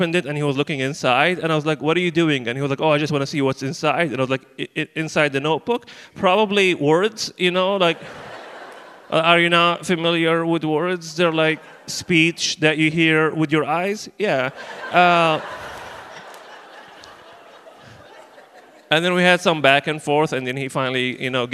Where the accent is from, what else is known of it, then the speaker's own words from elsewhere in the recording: Libya; moved away; I'm originally from Libya